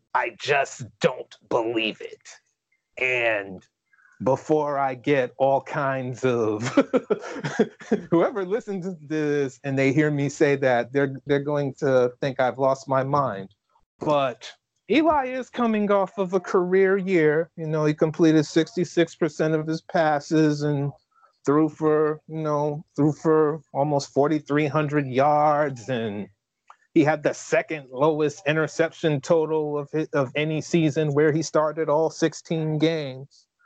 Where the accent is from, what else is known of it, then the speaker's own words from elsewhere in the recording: New Haven, Connecticut, United States; I was born and raised in New Haven, Connecticut